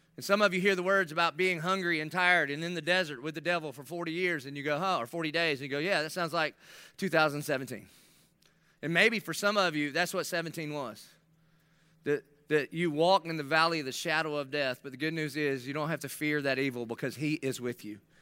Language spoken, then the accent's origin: English; South Carolina, United States; accent: Southern South Carolina; my Southern South Carolina dialect